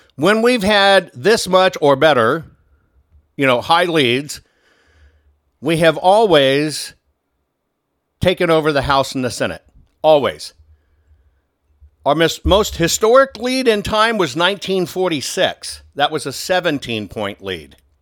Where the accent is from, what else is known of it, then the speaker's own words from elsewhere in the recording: Texas, United States; I call Texas my home state 'cause that's just where I spent most of my life.